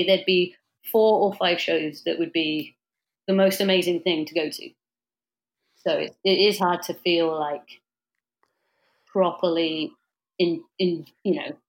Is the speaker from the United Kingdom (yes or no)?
yes; Cheltenham, South West England, United Kingdom; moved away as an adult; also born or lived in Bristol; now in Philadelphia, United States; I grew up in Cheltenham, Gloucester